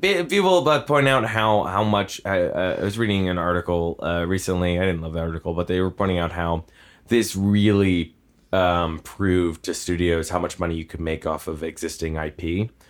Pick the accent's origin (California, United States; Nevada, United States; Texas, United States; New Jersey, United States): New Jersey, United States; near Six Flags Great Adventure; I grew up near Six Flags Great Adventure